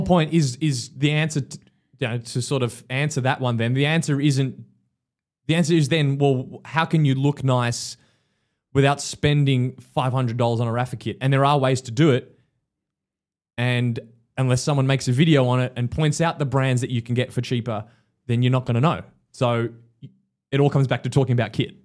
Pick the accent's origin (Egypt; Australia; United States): Australia; as an Aussie